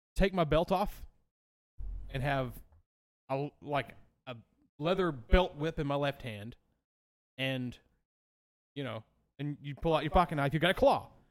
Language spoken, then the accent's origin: English; Pine Tucket, the South, United States; I grew up in Pine Tucket